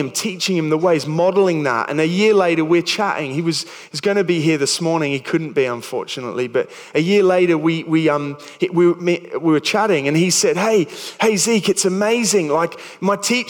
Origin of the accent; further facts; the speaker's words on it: Sydney, New South Wales, Australia; moved away as an adult; also born or lived in New Milton, England; now in England; I'd been part of a youth group growing up in Sydney